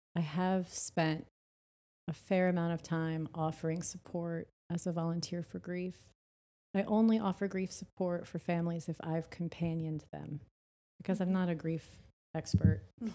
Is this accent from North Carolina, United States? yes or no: no; New Orleans, Louisiana, United States; And then when I was 22, Katrina hit, and I'm from New Orleans, and, like, everyone in my family lost their home.